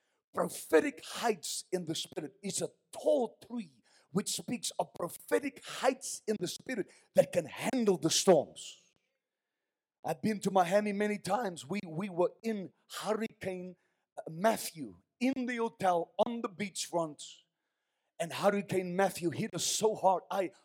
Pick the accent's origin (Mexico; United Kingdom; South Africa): South Africa; We're from South Africa. We don't know these things.